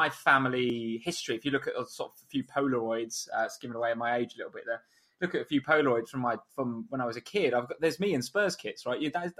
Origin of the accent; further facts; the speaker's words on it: North West England, United Kingdom; accent: Scouse; I'm Liverpool, yeah. Can you tell from my Scouse accent?